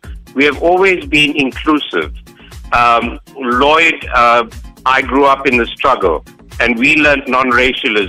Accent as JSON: {"language": "English", "country": "South Africa", "said": "we are South Africans first."}